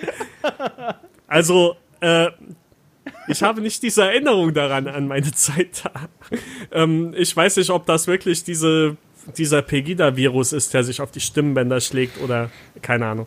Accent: Saxony, Germany; moved away; also born or lived in North Rhine-Westphalia; ich bin halt in Sachsen aufgewachsen

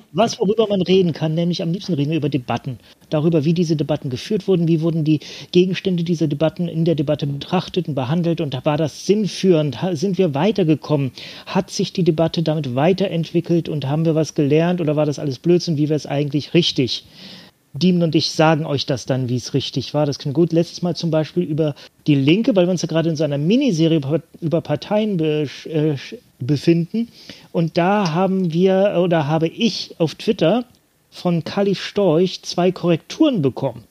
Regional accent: Bremen, Germany; meiner Heimatstadt äh, in Bremen

